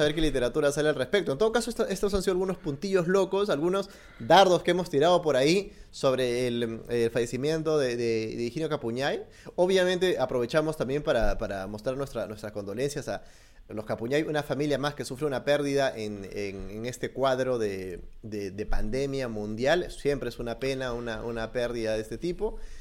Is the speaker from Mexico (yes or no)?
no; Peru; nosotros como peruanos